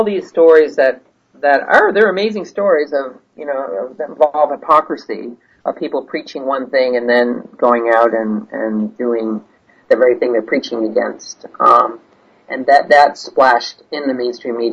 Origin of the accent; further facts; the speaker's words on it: United States; as an American journalist